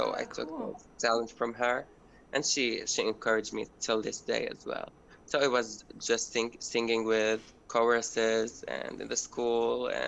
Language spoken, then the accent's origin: English; Syria; moved away as an adult; now in Berlin, Germany; my community and for my hometown